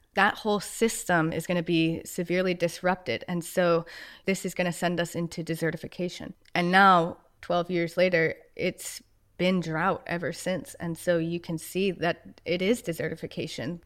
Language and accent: English; Westchester, New York, United States; I grew up in New York, so just outside Westchester, New York, so just outside New York City